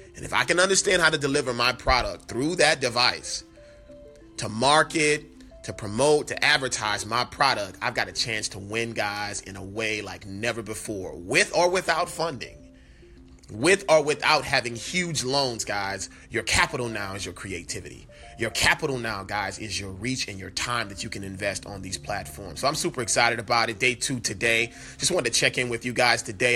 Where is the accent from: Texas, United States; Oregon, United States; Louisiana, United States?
Louisiana, United States; New Orleans; born or raised there; moved away